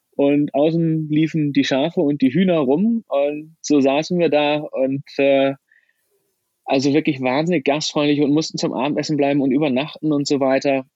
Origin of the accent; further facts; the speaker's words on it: Germany; Als Deutscher komme ich aus Land Nummer 4 auf der Liste